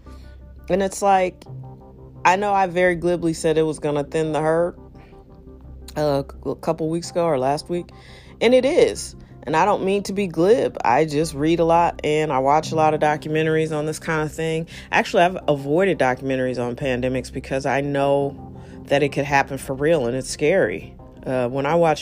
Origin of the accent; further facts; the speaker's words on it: St. Louis, Missouri, United States; I am broadcasting from St. Louis, Missouri, the heart of America in a lot of ways.